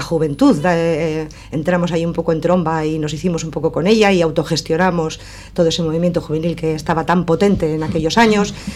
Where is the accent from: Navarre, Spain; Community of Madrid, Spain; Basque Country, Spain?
Basque Country, Spain; Sestao; soy de Sestao. Eh, nací en este pueblo